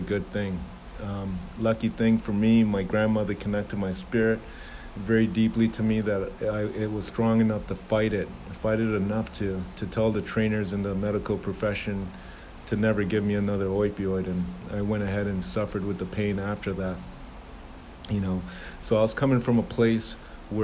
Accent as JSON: {"language": "English", "town": "Toronto", "region": "Ontario", "country": "Canada", "tie": "born or raised there", "also_born_or_lived": "Jamaica / Toledo, Ohio", "moved": "yes", "said": "I'm Jamaican born, raised in Toronto, Canada"}